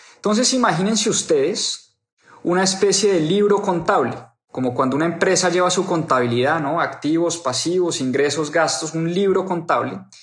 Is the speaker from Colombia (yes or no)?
yes; Colombia; moved away; para las personas que están en mi país